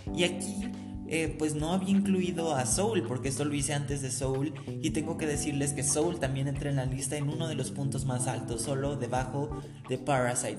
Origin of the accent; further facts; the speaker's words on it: Mexico; no solo en México, que es de donde soy